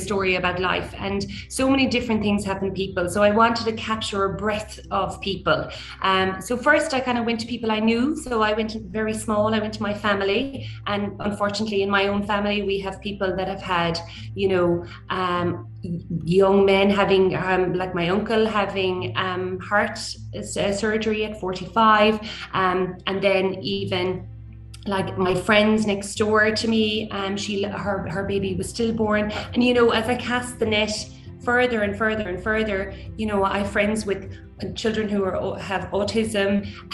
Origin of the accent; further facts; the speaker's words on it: Killarney, Munster, Ireland; we grew up in Killarney